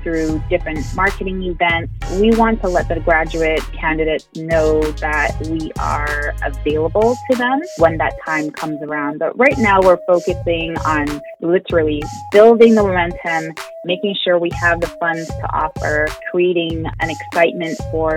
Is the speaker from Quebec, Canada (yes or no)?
yes; Montreal, Quebec, Canada; moved away as an adult; now in Atlanta, United States; I'm born and raised in Montreal, but practicing in Atlanta, Georgia